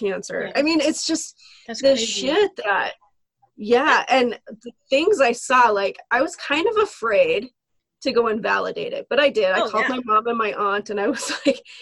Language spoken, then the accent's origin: English; Lemmon, South Dakota, United States; I grew up in Lemon, South Dakota, a teeny tiny, like, 1,000 people.